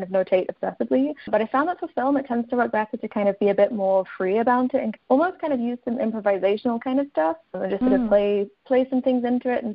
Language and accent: English; Kent, South East England, United Kingdom; moved away as an adult; also born or lived in London / Edinburgh; I was born in London, and then I grew up in Kent, which is kind of around an hour outside of London.